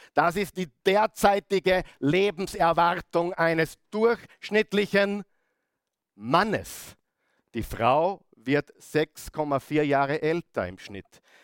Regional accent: Upper Austria, Austria; bei uns in Oberösterreich

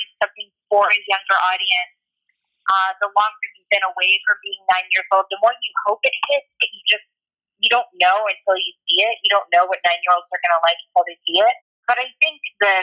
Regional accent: Florida Panhandle, United States; moved away as an adult; also born or lived in New York; now in Los Angeles, United States; in a really small town in the Florida Panhandle, very close to Georgia and Alabama.

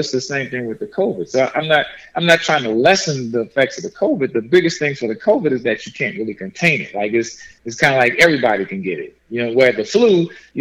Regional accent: New Orleans, Louisiana, United States; moved away; I'm from New Orleans

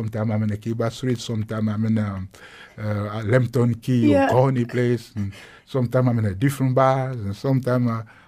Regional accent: South Africa; I'm from South Africa.

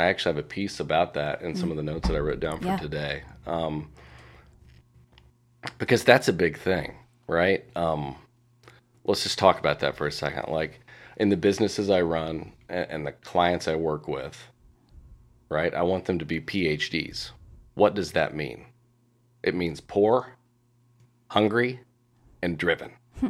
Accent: Indiana, United States; also born or lived in New York; I didn't show up back in Indiana, which is my hometown, with a professionally certified coaching certification.

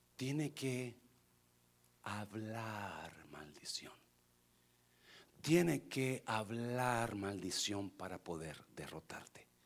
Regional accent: Nayarit, Mexico; moved away as an adult; un día dejé mi pueblito de 50 personas

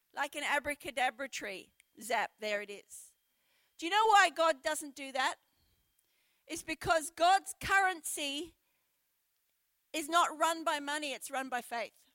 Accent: Brisbane, Queensland, Australia; moved away as an adult; also born or lived in Sheffield, United Kingdom; now in Port Lincoln, Australia; I was brought up in Brisbane in the subtropics

